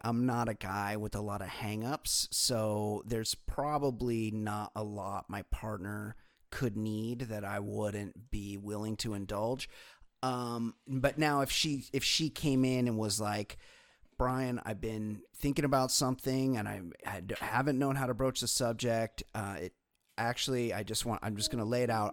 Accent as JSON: {"language": "English", "region": "California", "country": "United States", "said": "for me, it's home, and we have the ocean right here"}